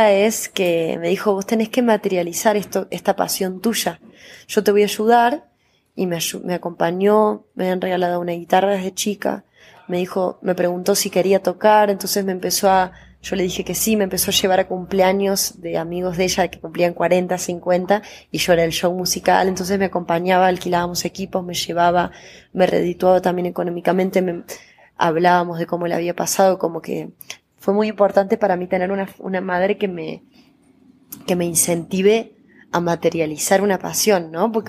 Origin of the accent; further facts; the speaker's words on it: Córdoba, Argentina; now in Buenos Aires, Argentina; No deja de sorprender Córdoba, por eso para mí decir que soy una cordobesa me encanta.